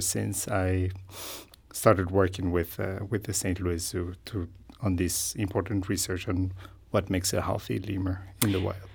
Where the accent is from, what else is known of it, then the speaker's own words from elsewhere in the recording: Madagascar; So, I grew up in Madagascar. I trained as a veterinarian in Madagascar.